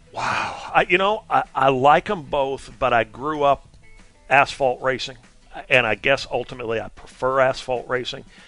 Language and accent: English; Vermont, United States; I'm I'm from Vermont